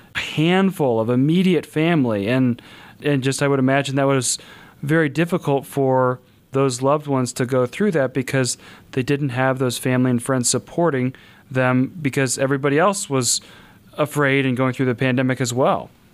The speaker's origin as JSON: {"language": "English", "region": "Kansas", "country": "United States", "moved": "yes", "lives_now": "South Bend, United States", "said": "I'm from Kansas"}